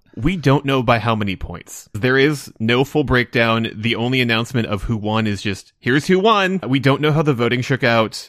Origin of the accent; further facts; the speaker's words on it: United States; me being an American